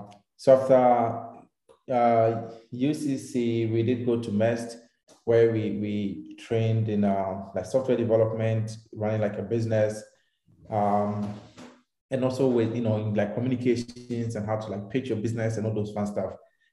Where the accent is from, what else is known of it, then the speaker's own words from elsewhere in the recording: Takoradi, Western Region, Ghana; I'm from Ghana. I was born in Takrade. I grew up over there.